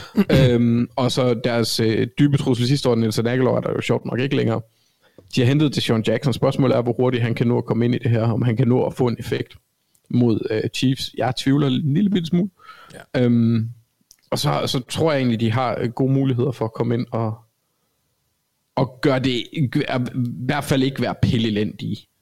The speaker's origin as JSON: {"language": "Danish", "town": "Copenhagen", "region": "Capital Region of Denmark", "country": "Denmark", "accent": "Copenhagen (københavnsk)", "moved": "yes", "lives_now": "Jutland, Denmark", "said": "Jeg snakker for, jeg snakker for københavnsk"}